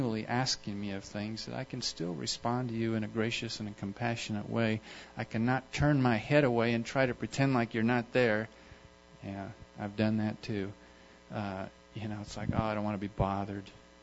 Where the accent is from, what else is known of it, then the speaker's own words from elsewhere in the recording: United States; also born or lived in Kenya; I'm from America